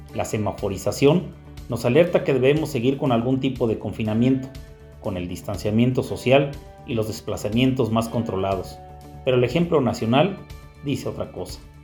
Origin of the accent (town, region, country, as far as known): Mexico